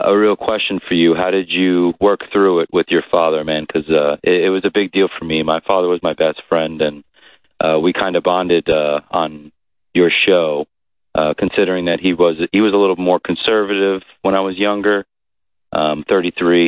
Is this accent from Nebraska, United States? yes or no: no; Old Bridge, New Jersey, United States; I'm from Old Bridge, New Jersey